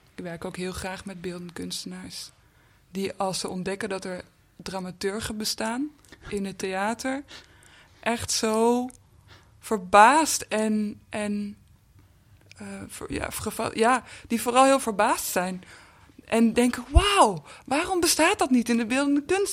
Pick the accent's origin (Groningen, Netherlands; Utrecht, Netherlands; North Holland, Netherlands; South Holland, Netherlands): North Holland, Netherlands; Amsterdam; Amsterdam-Noord, waar ik ook vandaan kom, waar, eh, waar ik ben opgegroeid